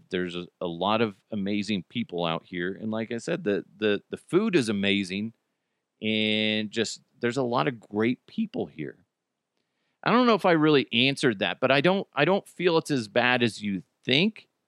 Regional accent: Brighton, Colorado, United States; also born or lived in Broomfield; I'm born and raised in Brighton and Broomfield. My bo- my folks both moved to Denver in their 70s and did well for themselves.

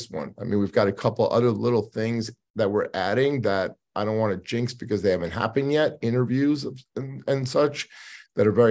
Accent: United States; as an American living in America

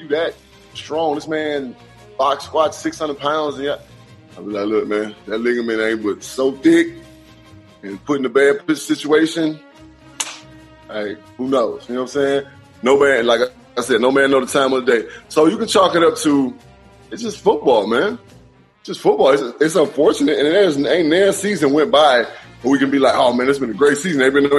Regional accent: Mississippi, United States; Just because I'm from Mississippi, and I'm like, I don't know if I want to go back to Mississippi.

